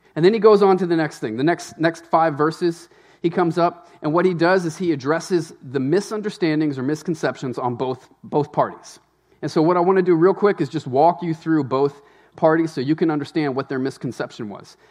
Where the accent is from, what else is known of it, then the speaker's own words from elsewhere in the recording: Louisiana, United States; moved away as an adult; also born or lived in Tennessee; now in Maine, United States; I was raised in Louisiana